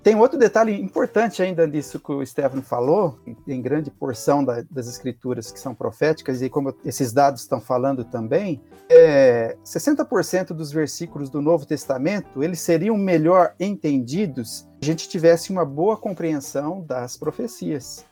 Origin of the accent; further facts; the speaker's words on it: Campinas, São Paulo, Brazil; moved away as an adult; also born or lived in Seridó, Rio Grande do Norte / Distrito Federal; eu sou natural de Campinas, estado de São Paulo